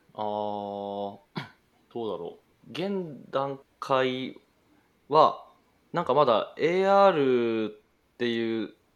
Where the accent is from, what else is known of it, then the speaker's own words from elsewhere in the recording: Kumamoto, Japan; moved away as an adult; also born or lived in Kyoto; 熊本生まれです